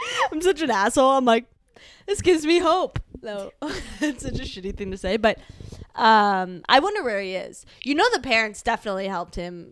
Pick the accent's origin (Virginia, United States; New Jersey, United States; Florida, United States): Virginia, United States; Northern; growing up in Northern Virginia